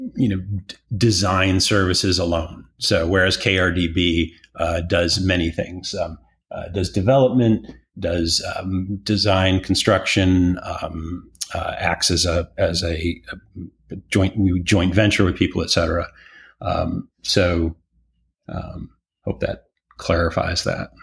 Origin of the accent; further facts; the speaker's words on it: Detroit, Michigan, United States; also born or lived in Chicago, United States; now in Austin, United States; born and raised in Detroit, working class, middle class, you know, background